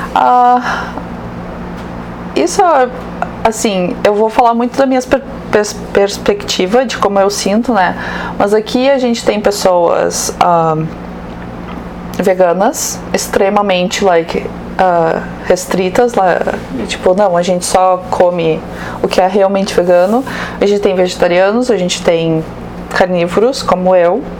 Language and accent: Portuguese; Rio Grande do Sul, Brazil; sou gaúcha